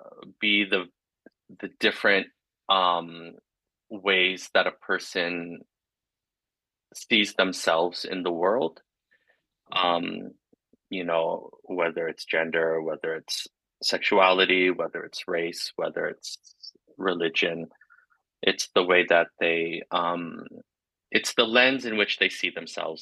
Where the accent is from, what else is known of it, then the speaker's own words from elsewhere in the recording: Flowers Cove, Newfoundland and Labrador, Canada; born there; I was born in Flowers Cove, Newfoundland